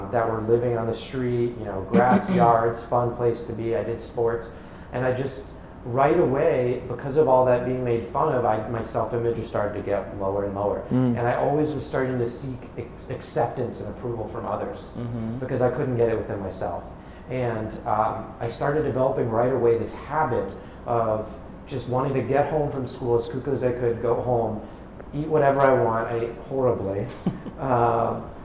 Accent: New York City / Connecticut, Northeast, United States; right when I was about to turn 10, I moved from New York City to the suburbs in Connecticut

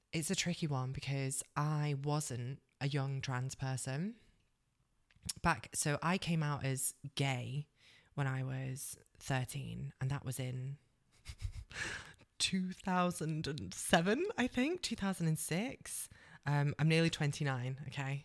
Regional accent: Cheshire, North West England, United Kingdom; moved away as an adult; also born or lived in London; I'm originally a northerner, so I grew up in Cheshire

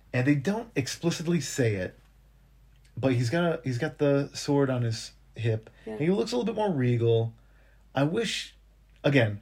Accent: Scranton, Pennsylvania, United States; Here in Scranton

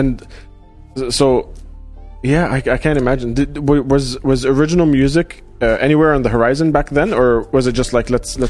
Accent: Dubai, United Arab Emirates; because especially growing up in Dubai, when I came here for college

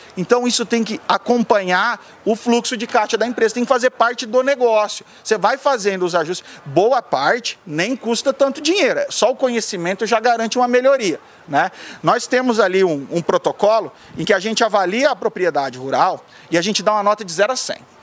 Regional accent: Sapezal, Mato Grosso, Brazil; also born or lived in Curitiba, Brazil; eu já nasci em Curitiba e já fui criado no Mato Grosso

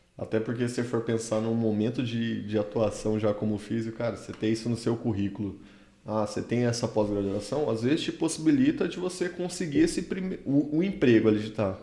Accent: Campo Grande, Mato Grosso do Sul, Brazil; moved away; sou original de Campo Grande, no Mato Grosso do Sul, fiz minha graduação lá

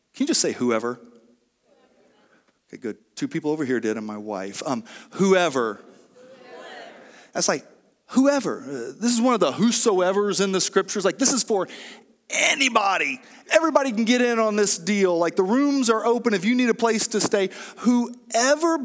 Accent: Oklahoma, United States; now in Homer, United States; I grew up in Oklahoma, which is a landlocked state and a great place to be from

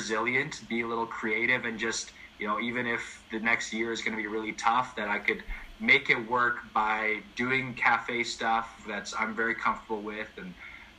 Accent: Calgary, Alberta, Canada; I was born and raised in Sunnyside back when there was low-income housing in Sunnyside.

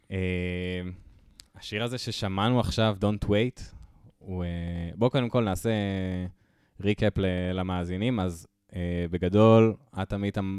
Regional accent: near Karmiel, Northern District, Israel; אני מחור ליד כרמיאל

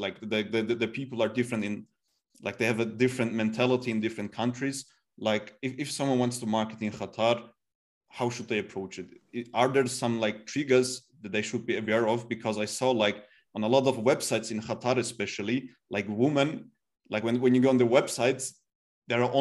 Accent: Turkey; now in Austria; I'm from Turkey. And like I know like my guys, my people, they're very emotional

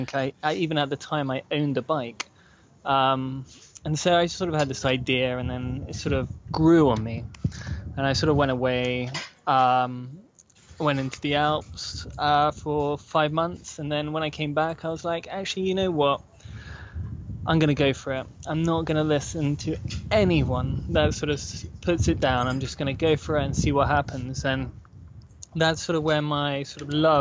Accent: United Kingdom; I'm from Britain

